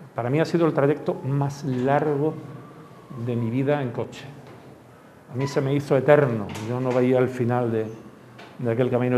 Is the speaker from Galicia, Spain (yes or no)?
no; Málaga, Andalusia, Spain; yo soy de Málaga